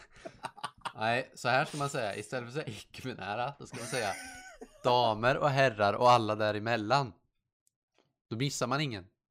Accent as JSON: {"language": "Swedish", "country": "Sweden", "said": "Jag är svensk"}